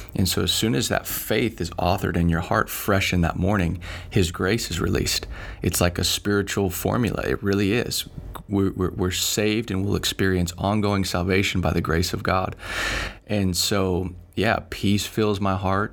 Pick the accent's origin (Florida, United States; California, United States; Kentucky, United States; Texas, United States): Texas, United States; Dallas; moved away as an adult; also born or lived in Finland; born and raised in Dallas, Bible church kid